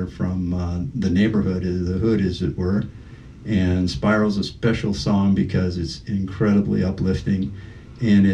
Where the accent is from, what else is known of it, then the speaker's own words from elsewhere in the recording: Washington, D.C. area, Maryland, United States; also born or lived in Denver; now in Buffalo, United States; I came from Denver to Buffalo, and I'm not from Denver. I'm originally from the Maryland, Washington, D.C. area